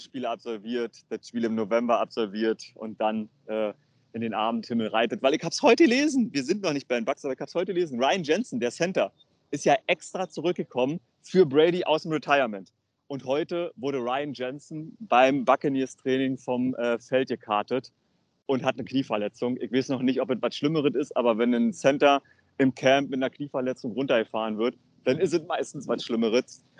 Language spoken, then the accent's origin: German; Germany; wir kommen aus Deutschland